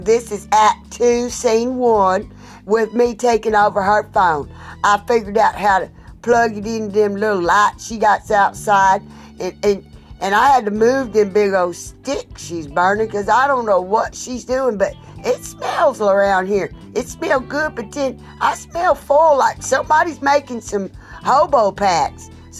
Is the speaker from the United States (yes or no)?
yes; South Carolina, United States; I'm from South Carolina.